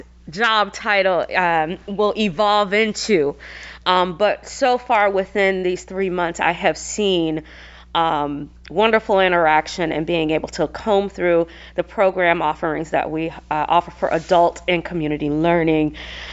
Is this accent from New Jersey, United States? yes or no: no; Atlanta, Georgia, United States; moved away as an adult; also born or lived in Seattle; now in Arizona, United States; I hail from Atlanta, Georgia, born and raised